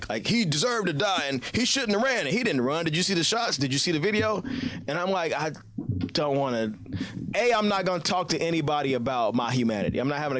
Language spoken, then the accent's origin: English; Cincinnati, Ohio, United States; I'm from Cincinnati, Ohio.